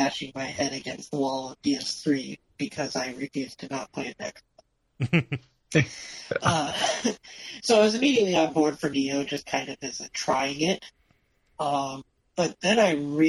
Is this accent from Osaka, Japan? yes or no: yes; Osaka, Japan; moved away; I was born in Osaka.